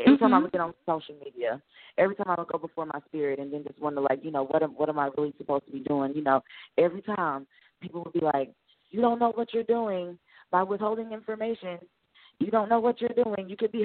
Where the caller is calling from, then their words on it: Arkansas, United States; I'm calling from Arkansas